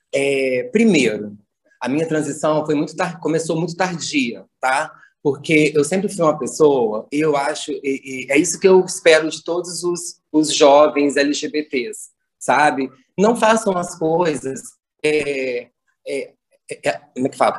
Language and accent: Portuguese; Bom Jesus, Brazil; Eu venho da zona rural, aqui de perto de Bom Jesus, no distrito, onde eu nasci, onde eu cresci